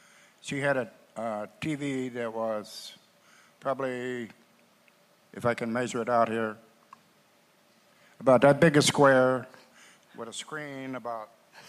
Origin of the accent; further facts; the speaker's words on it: Pennsylvania, United States; I grew up in Pennsylvania, a family of seven brothers and three sisters. We had a farmhouse, two rooms downstairs